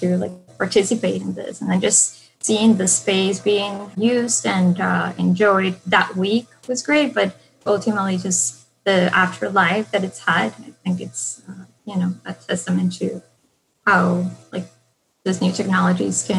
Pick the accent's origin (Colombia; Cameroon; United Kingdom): Colombia; moved away; I'm originally from Colombia, and in, you know, the 90s, things were kind of like pretty in turmoil in my city